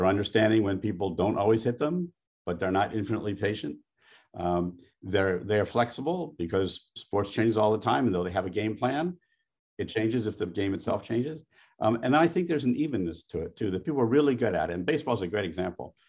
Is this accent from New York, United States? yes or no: yes; New York, United States; I'm a New Yorker in everything except professional football